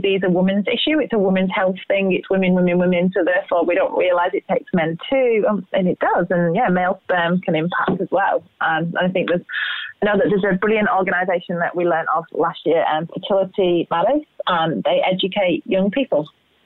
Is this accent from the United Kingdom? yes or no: yes; England, United Kingdom; moved away; we're both English. So imagine the diets that we grew up on